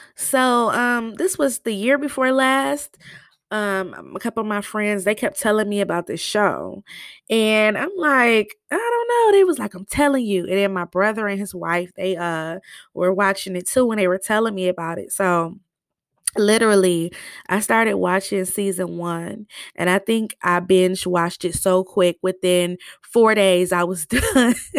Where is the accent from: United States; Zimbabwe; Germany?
United States; Michigan; I'm from Michigan